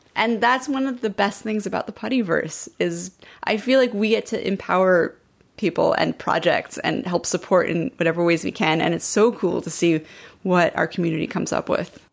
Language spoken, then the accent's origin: English; Montreal, Quebec, Canada; moved away; I grew up in Montreal